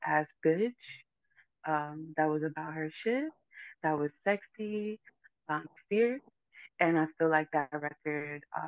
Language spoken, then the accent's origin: English; New York City, New York, United States; moved away as an adult; now in Florida, United States; growing up in the Bronx